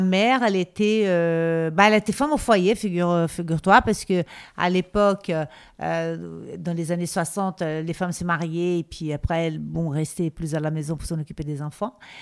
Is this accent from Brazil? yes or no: yes; Rio de Janeiro, Brazil; French is a second language; moved away as an adult; also born or lived in Spain; now in Paris, France; j'ai grandi au Brésil. Je, je restais au Brésil jusqu'à l'âge de 21 ans